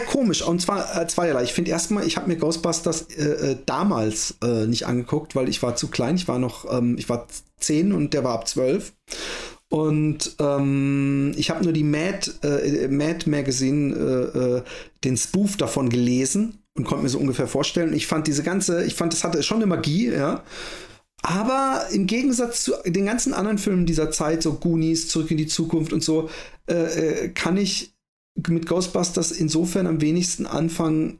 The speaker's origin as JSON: {"language": "German", "town": "Waldbronn", "region": "Baden-Württemberg", "country": "Germany", "tie": "born or raised there", "said": "Ich bin ja in Waldbronn äh, aufgewachsen, das ist so ein bisschen äh, bei Karlsruhe da um die Ecke."}